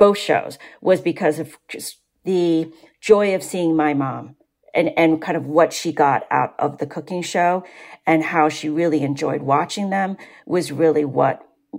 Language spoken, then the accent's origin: English; Vietnam; English is a second language; now in United States; My mother came to this country. When we came from Vietnam, my mother, you know, we spoke French and Vietnamese. We did not speak English.